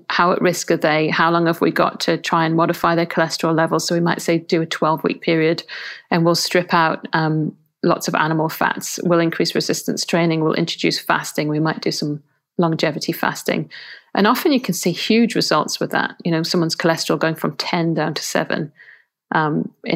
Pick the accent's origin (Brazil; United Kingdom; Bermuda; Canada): United Kingdom; England; I'm English